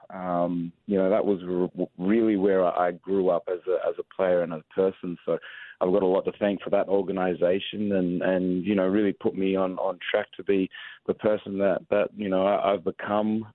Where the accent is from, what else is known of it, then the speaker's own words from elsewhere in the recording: Australia; moved away as an adult; also born or lived in San Antonio, United States / Hawaii, United States; now in Atlanta, United States; I came across from Australia, obviously being born and raised in Australia, came across to St Mary's College